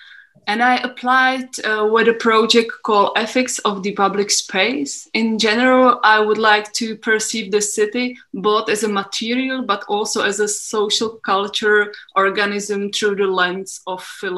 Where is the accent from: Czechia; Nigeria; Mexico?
Czechia; I'm from Czech Republic. Actually, I live near to Pardubice in Hradec Králové.